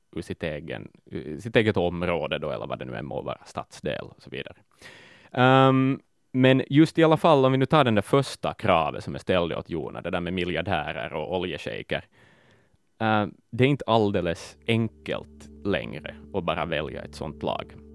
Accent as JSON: {"language": "Swedish", "town": "Vaasa", "region": "Ostrobothnia", "country": "Finland", "tie": "born or raised there", "said": "Tage är, liksom jag, född och uppvuxen i Vasa"}